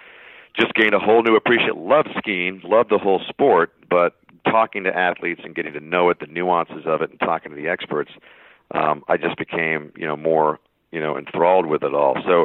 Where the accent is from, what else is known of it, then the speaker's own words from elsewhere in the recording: Tucson, Arizona, United States; I grew up in Tucson, Arizona